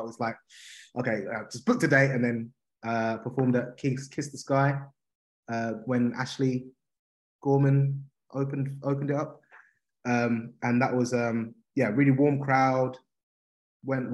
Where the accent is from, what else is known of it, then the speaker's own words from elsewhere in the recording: Harlow, East of England, United Kingdom; accent: Cockney; also born or lived in Leytonstone, East London; I moved there when I was, I don't know, probably about 4 or 5.